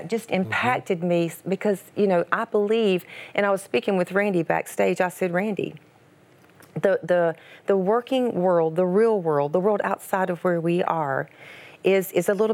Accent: Georgia, United States; I was raised in Georgia. I was raised on a farm.

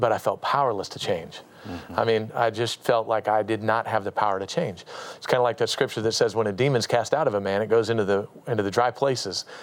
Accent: Anchorage, Alaska, United States; I grew up in Anchorage, Alaska, born and raised up there

